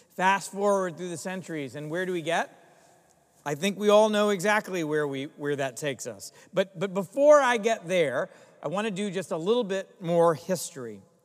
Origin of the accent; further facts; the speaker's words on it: Greensboro, North Carolina, United States; moved away; my hometown in Greensboro, North Carolina